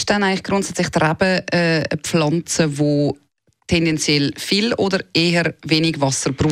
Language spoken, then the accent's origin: German; Switzerland; bei uns in der Schweiz